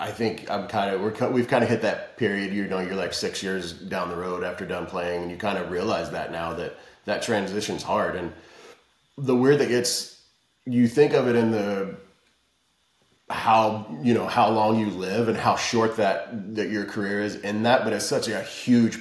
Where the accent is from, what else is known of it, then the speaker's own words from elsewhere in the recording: Kentucky, United States; moved away; also born or lived in California; I grew up in Kentucky